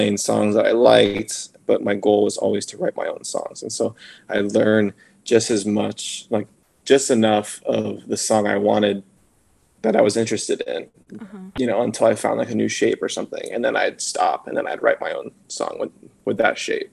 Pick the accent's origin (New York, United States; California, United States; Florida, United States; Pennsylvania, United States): California, United States; Simi Valley; I grew up in Simi